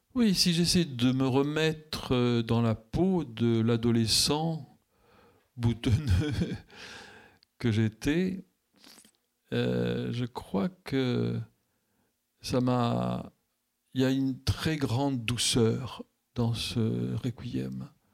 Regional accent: France; je suis français

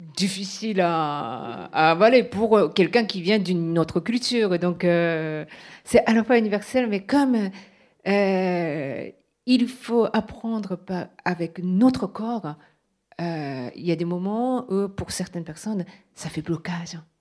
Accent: Japan; first language Japanese; French is a second language; moved away; le, japonais, c'est ma langue maternelle

